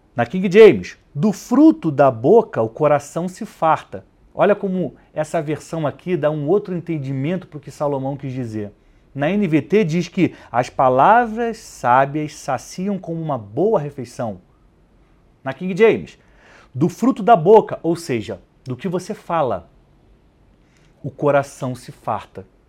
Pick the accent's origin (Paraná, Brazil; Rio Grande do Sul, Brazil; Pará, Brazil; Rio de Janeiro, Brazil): Rio de Janeiro, Brazil; now in São Paulo, Brazil; no Rio de Janeiro, onde eu cresci